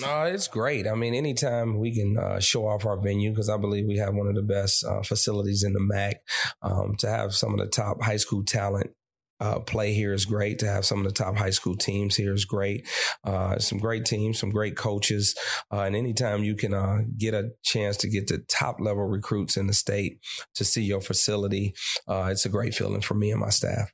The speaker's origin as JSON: {"language": "English", "town": "Detroit", "region": "Michigan", "country": "United States", "tie": "born or raised there", "said": "from my hometown"}